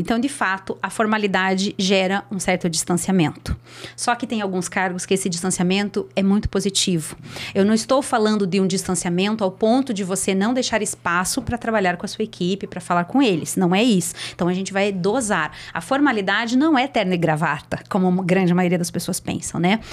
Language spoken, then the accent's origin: Portuguese; Curitiba, Paraná, Brazil; eu sou de Curitiba